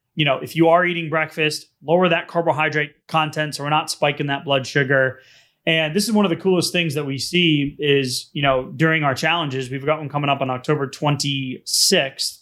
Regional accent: New England, United States; growing up in New England

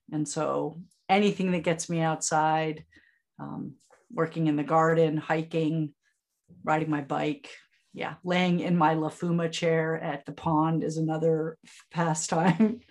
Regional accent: Vermont, United States; also born or lived in Upstate New York; now in Ithaca, United States; I'm a native Vermonter. And so we are very attached to being that. So, I'm from Vermont, but I live in upstate New York

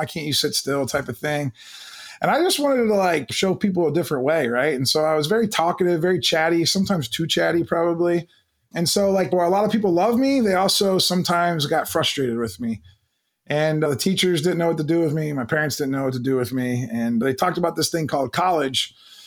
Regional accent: Canton, Ohio, United States; I grew up in the Midwest in Canton, Ohio

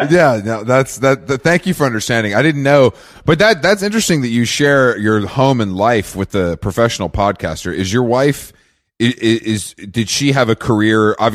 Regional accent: Philadelphia, Pennsylvania, United States; moved away; also born or lived in New York / Los Angeles; I grew up in Philadelphia.

